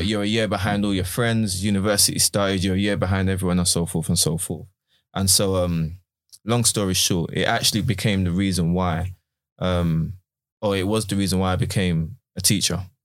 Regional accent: London, United Kingdom; I went to a school in, in, in Bermondsey, South London

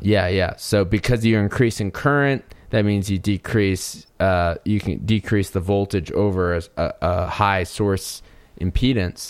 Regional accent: North Carolina, United States; now in Colorado, United States; I grew up in North Carolina, which is kinda considered the, the Southeast as well in the United States.

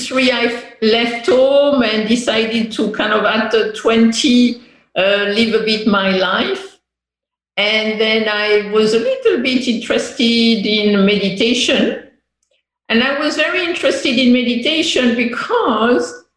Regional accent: France; English is a second language; moved away as an adult; also born or lived in England / Korea; I grew up in France until 18 years old

